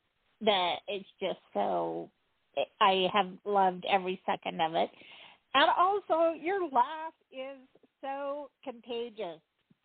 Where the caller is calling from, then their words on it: Utah, United States; from Utah.